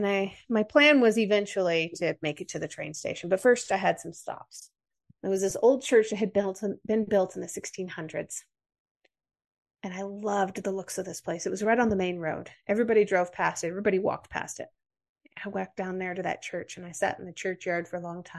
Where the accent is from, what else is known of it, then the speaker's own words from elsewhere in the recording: United States; accent: American; my American accent